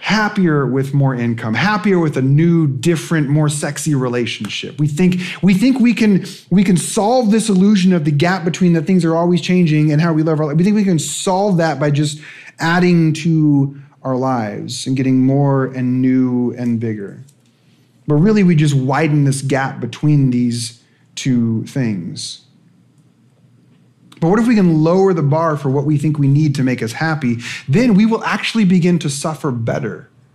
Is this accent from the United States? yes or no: yes; West Coast, United States; I'm from the West Coast